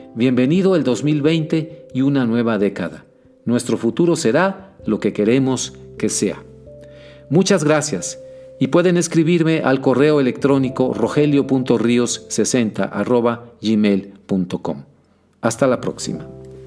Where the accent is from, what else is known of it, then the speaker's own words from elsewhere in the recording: Mexico; nos amenazan como mexicanos de a pie que somos